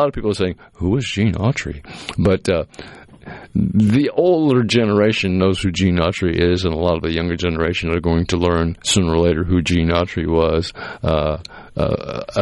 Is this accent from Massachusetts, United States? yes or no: yes; Massachusetts, United States; I grew up in Massachusetts